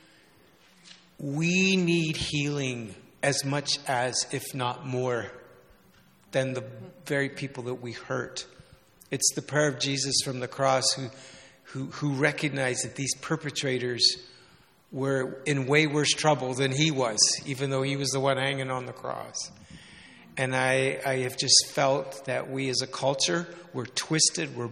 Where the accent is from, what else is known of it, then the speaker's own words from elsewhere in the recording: Canada; also born or lived in England; now in Vancouver, Canada; our own growing up in Canada